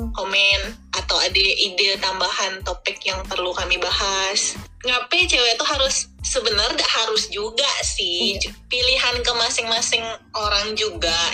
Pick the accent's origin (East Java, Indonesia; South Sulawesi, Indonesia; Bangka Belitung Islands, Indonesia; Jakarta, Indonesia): Bangka Belitung Islands, Indonesia; kita orang Bangka